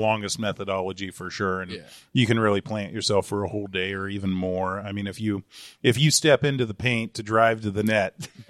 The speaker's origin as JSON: {"language": "English", "country": "Germany", "tie": "born there", "said": "And my mom was a combat photojournalist in the Army for a while, which is why I was born in Germany."}